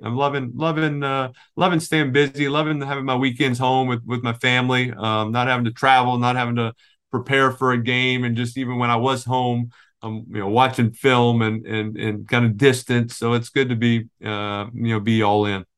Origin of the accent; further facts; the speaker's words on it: New Orleans, Louisiana, United States; moved away as an adult; now in New Jersey, United States; growing up in New Orleans